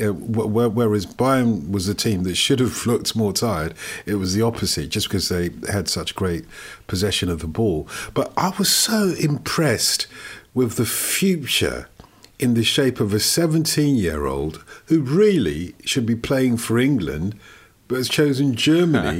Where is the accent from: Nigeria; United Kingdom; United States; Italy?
Nigeria; I was born in Nigeria of Nigerian parents.